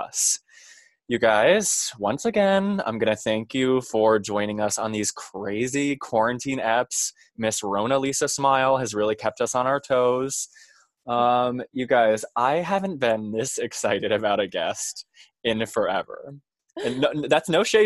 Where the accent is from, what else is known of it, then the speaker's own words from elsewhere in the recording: New England, United States; also born or lived in New York; I am in Vermont. Me and Julia are both New England babies.